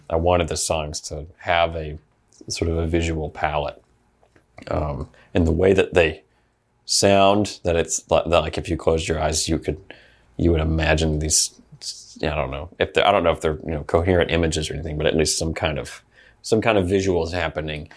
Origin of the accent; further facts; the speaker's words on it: Opelika, Alabama, United States; So I was born in Opelika, Alabama